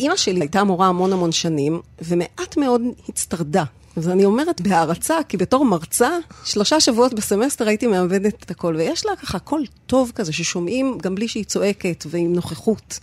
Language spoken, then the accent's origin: Hebrew; Sde Ilan, Northern District, Israel; גדלתי במושב, ליד רפתות